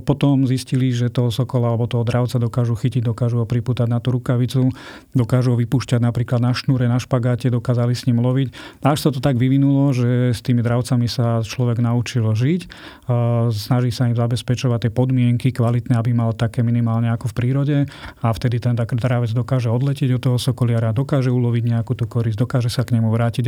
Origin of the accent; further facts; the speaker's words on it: Bojnice, Trenčín Region, Slovakia; moji rodičia, ako som sa narodil, pracovali v zoologickej záhrade v Bojniciach